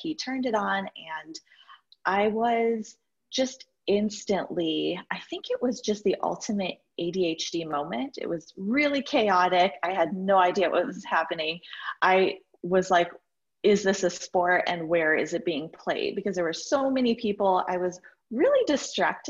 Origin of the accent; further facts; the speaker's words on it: New York, United States; I'm a New Yorker that isn't currently in New York right now